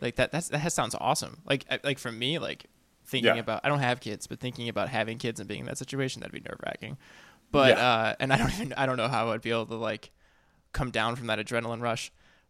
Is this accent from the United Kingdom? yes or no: no; Midwest, United States; also born or lived in Minnesota / Wisconsin; You know, so I live in California now, and I'm from the Midwest, and I've lived a bunch of places, but I'm from the Midwest